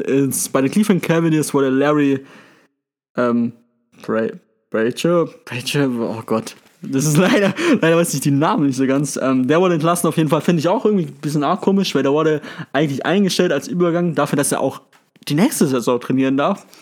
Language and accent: German; Germany; Als Deutscher